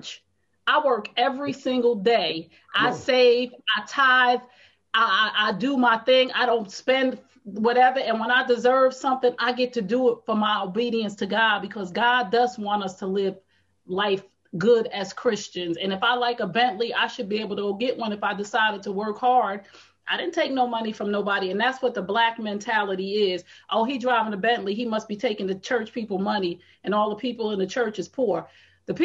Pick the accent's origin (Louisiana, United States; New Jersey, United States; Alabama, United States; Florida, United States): New Jersey, United States; Essex County; also born or lived in East Orange, New Jersey / Irvington, New Jersey / Bloomfield, New Jersey / Montclair, New Jersey; I'm a girl from the hood. I'm from Essex County, New Jersey. I lived East Orange, Irvington, North, Bloomfield, Montclair